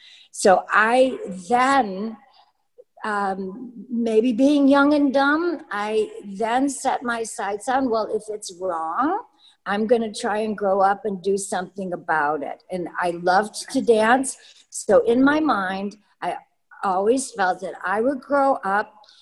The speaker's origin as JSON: {"language": "English", "town": "Maywood", "region": "Illinois", "country": "United States", "tie": "born or raised there", "said": "I grew up in Maywood and went to Garfield School and Proviso East High School."}